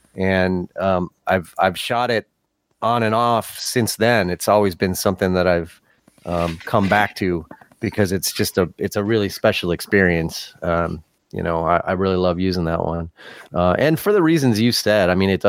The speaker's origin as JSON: {"language": "English", "region": "Midwest", "country": "United States", "said": "I certainly appreciate that as a Midwesterner."}